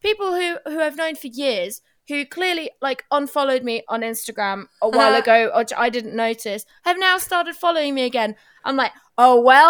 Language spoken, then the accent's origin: English; Germany; now in United Kingdom; I'm half Portuguese, half Turkish, and that, like, I grew up in Germany